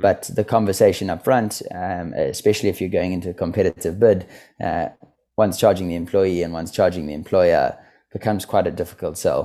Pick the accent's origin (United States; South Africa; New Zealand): South Africa; moved away as an adult; also born or lived in Stellenbosch, South Africa; now in London, United Kingdom; I grew up in South Africa, as you said. I went to university in Stellenbosch.